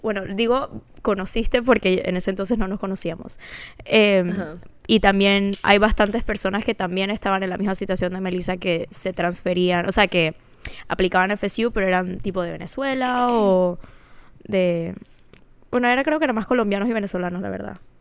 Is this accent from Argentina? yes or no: no; Panama; also born or lived in Florida, United States; now in Dallas, United States; soy panameña